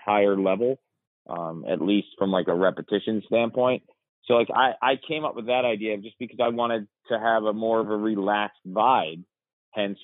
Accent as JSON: {"language": "English", "town": "Yorktown", "region": "New York", "country": "United States", "tie": "born or raised there", "said": "I grew up in Yorktown, New York, blue collar town"}